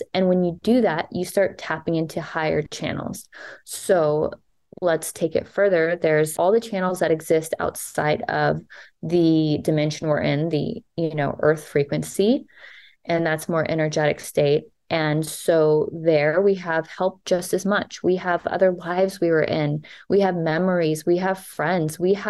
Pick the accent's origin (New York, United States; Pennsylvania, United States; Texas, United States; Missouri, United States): Texas, United States; grew up in Texas where religion was a huge thing